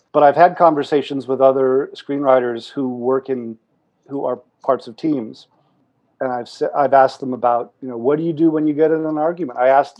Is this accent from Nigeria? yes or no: no; Pasadena, California, United States; I grew up locally. A few miles away. I grew up in Pasadena.